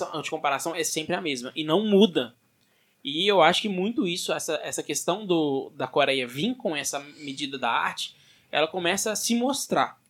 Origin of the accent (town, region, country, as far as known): Brazil